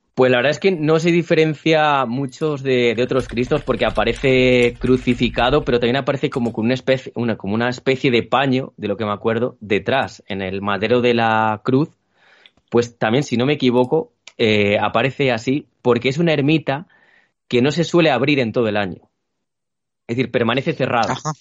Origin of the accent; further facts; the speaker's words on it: Toro, Castile and León, Spain; yo soy de un pueblo que se llama Toro